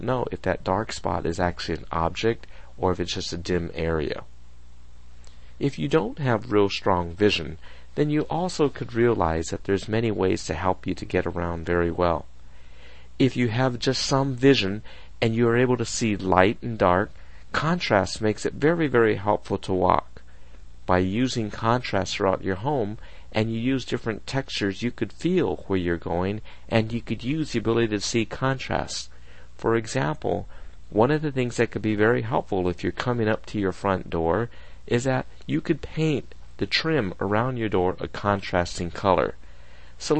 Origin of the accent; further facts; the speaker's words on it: United States; I'm Japanese American, and we were always taught to remove our shoes when we walk in the house